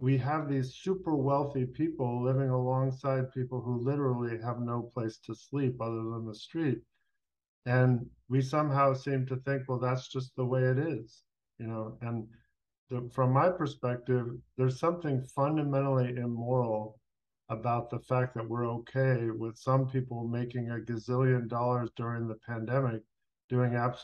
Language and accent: English; Los Angeles, California, United States; moved away as an adult; also born or lived in Washington, D.C.; I grew up in Los Angeles in the 70s